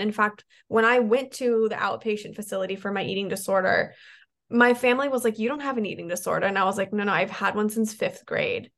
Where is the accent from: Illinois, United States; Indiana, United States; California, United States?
California, United States; San Diego; i moved back to my hometown in san diego